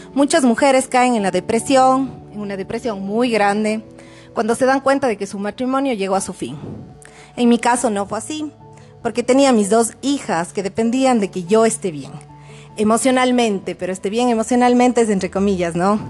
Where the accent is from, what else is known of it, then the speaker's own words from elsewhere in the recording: Cuenca, Azuay, Ecuador; moved away as an adult; now in Quito, Ecuador; viví en Cuenca, que era mi ciudad natal